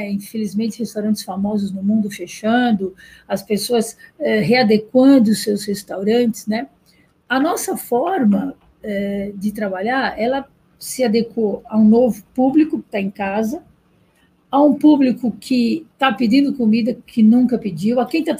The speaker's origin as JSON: {"language": "Portuguese", "town": "Salvador", "region": "Bahia", "country": "Brazil", "said": "Eu sou de Salvador, que eu quero fazer uma."}